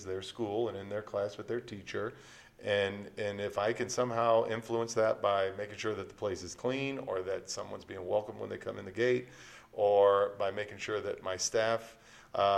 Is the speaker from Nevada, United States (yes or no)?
yes; Las Vegas, Nevada, United States; I'm from Las Vegas. Both my parents worked in hotels, and when they went to work, it was all about tourists, clients, visitors, and giving them the best possible service you could, right? That's how that city functions. So my whole life growing up